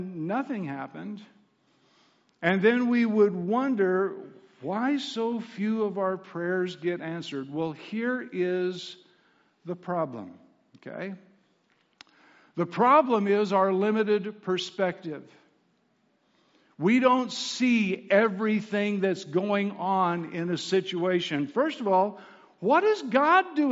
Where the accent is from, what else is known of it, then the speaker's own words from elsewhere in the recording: Southwest Kansas, United States; I was raised in Southwest Kansas